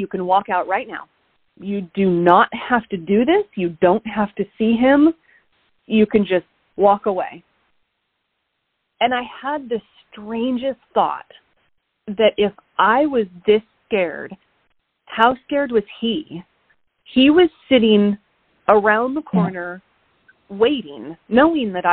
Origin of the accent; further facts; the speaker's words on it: Oregon, United States; moved away; I was in Oregon, in my hometown, for 6 months